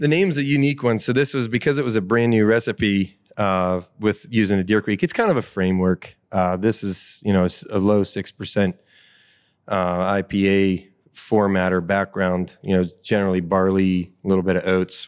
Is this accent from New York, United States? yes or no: no; Butler County, Pennsylvania, United States; I'm born and raised in Butler County